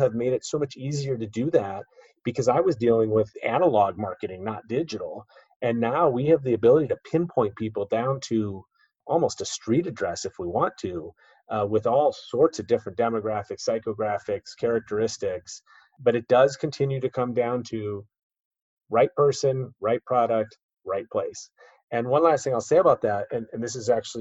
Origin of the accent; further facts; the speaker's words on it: Chicago, Illinois, United States; moved away as an adult; also born or lived in East Coast; my hometown of Chicago